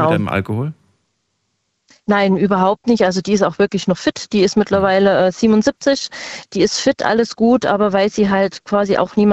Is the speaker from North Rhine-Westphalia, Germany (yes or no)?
no; Saxony, Germany; born or raised there; now in Rhineland-Palatinate, Germany